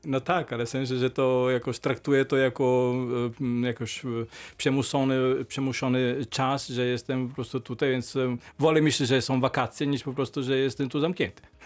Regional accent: Emilia-Romagna, Italy; Polish is a second language; moved away as an adult; now in Poland; Ja jestem po prostu z regionu Emilia-Romagna, stolica jest Bologna

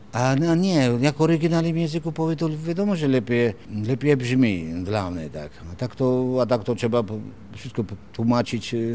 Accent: Imereti, Georgia; Polish is a second language; moved away as an adult; now in Wrocław, Poland; pochodzę bardziej z Imeretyn

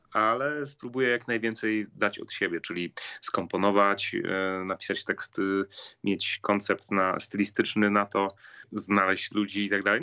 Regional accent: Katowice, Silesian Voivodeship, Poland; Akademii Muzycznej z mojego rodzinnego miasta, czyli Katowic

